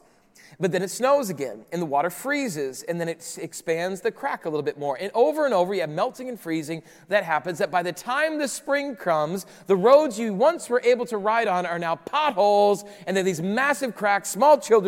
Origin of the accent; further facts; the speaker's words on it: Rapid City, South Dakota, United States; moved away; also born or lived in Chicago; I grew up in the Midwest. Rapid City, South Dakota is my hometown